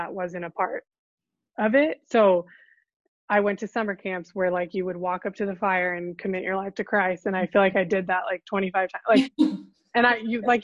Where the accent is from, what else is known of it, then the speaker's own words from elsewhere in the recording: northern Orange County, California, United States; I was born in California, northern part of Orange County, and grew up most of my life there, or all my life there as a kid